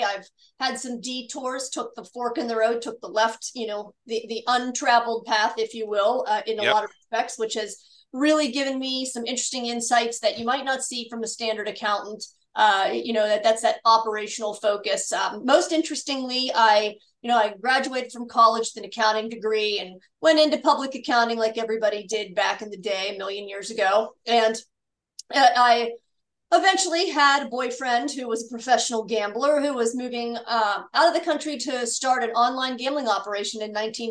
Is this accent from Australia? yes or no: no; Pittsburgh, Pennsylvania, United States; joined a company in my hometown of Pittsburgh, Pennsylvania